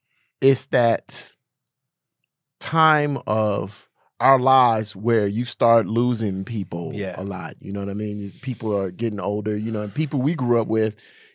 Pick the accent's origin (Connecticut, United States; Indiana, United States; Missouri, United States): Indiana, United States; Gary; moved away; also born or lived in Washington, D.C.; I'm from Gary, Indiana.